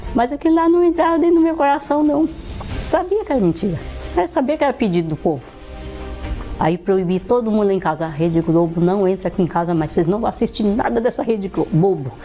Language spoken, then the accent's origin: Portuguese; Minas Gerais, Brazil; moved away as an adult; Eu nasci em Minas Gerais, numa família tradicional, muito conhecida na cidade. É, me casei lá, vim embora para cá